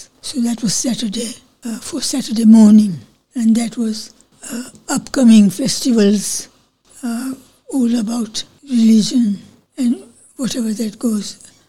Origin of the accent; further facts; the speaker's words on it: Gujarat, India; also born or lived in Wellington, New Zealand; now in Australia; I come from Gujarat, right. So it's a Gujarati.